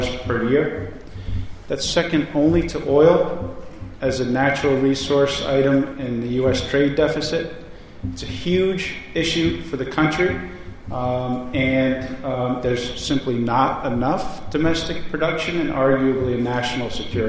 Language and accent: English; Yarmouth, Maine, United States; I grew up in Yarmouth